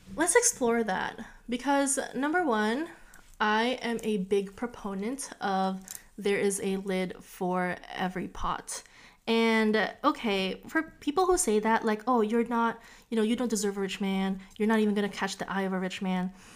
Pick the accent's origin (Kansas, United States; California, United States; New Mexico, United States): California, United States; Orange County; I'm from Orange County